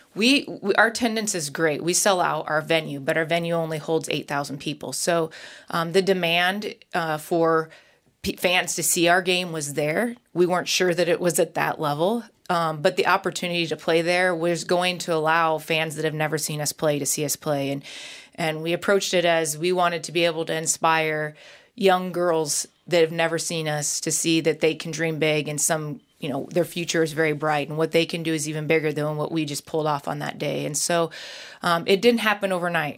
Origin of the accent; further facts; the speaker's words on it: Nebraska, United States; I grew up in Nebraska